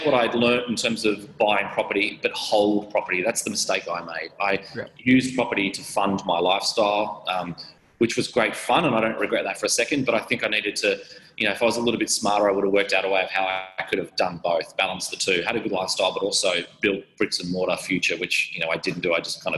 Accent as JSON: {"language": "English", "town": "Sydney", "region": "New South Wales", "country": "Australia", "tie": "born or raised there", "also_born_or_lived": "Gold Coast, Queensland", "said": "I grew up on the Gold Coast from 3 till 9, so had a great lifestyle and following our family life up there. Then we moved back to Sydney"}